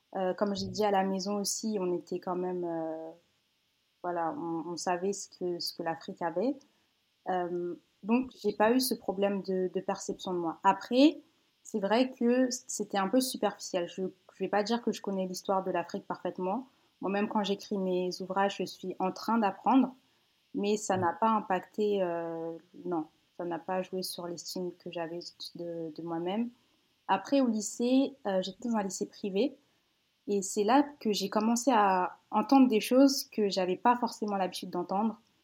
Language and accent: French; Paris region, Île-de-France, France; moved away as an adult; also born or lived in Villeneuve-Saint-Georges / Seine-et-Marne / Essonne / Benin (ancestry); now in Quebec City, Canada; J'ai grandi en région parisienne. Euh, bon, je suis née dans le 94 à Villeneuve-Saint-Georges. Ensuite, j'ai déménagé quand j'avais